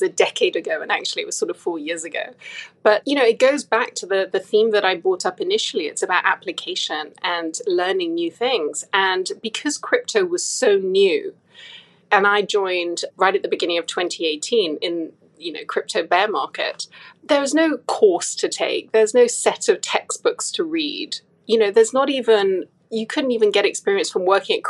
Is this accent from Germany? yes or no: no; Hong Kong; moved away; also born or lived in United Kingdom / Singapore; I was born and raised in Hong Kong